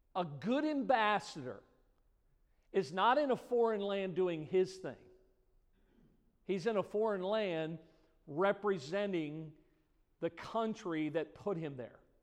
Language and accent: English; United States; I was born in America